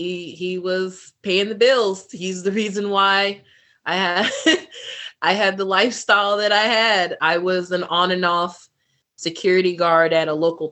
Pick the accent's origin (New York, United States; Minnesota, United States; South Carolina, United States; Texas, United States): New York, United States; moved away as an adult; also born or lived in Solana Beach, California / Murrieta, California; they knew I was from New York